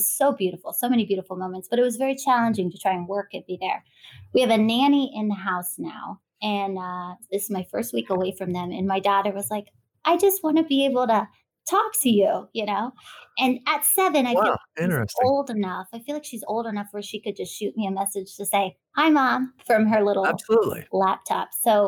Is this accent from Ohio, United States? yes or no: yes; Canton, Ohio, United States; I was born in Ohio.